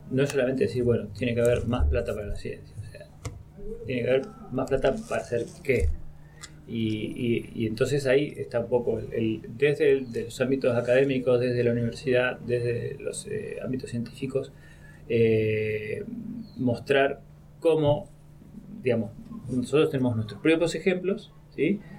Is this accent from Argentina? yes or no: yes; Buenos Aires, Argentina; also born or lived in Spain; now in Mendoza, Argentina; Yo de Buenos Aires me fui a, a, España, pero de España volví a Mendoza, me fui a otro lado.